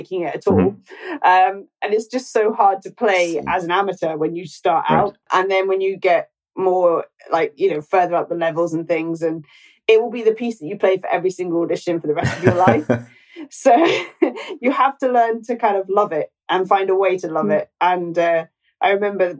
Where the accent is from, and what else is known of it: Scotland, United Kingdom